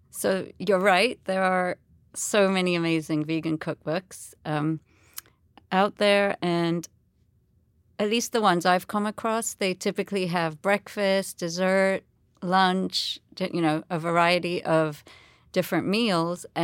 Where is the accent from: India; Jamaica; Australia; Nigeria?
India; It has some basis in Hinduism, and interestingly, you know, that I am Indian, so it sort of brought my two experiences together.